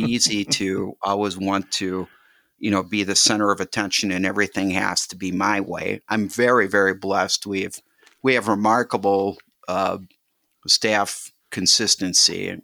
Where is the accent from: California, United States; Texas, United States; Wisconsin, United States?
Wisconsin, United States; Milwaukee; now in Waukesha, United States; When I was growing up, I grew up in Milwaukee